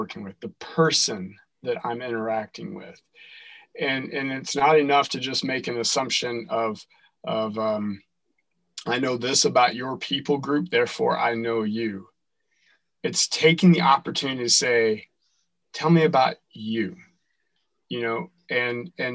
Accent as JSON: {"language": "English", "region": "North Carolina", "country": "United States", "moved": "as an adult", "lives_now": "Dearborn, United States", "said": "I'm from North Carolina originally"}